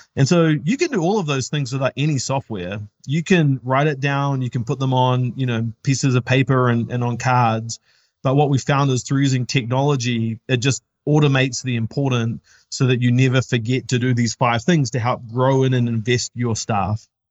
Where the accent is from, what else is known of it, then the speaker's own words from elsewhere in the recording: New Zealand; now in United States; we're not from the States, we're from New Zealand